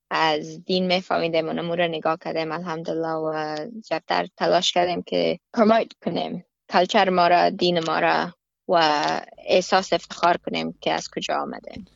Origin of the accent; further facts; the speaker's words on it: Afghanistan; now in Australia; ما افغان هستم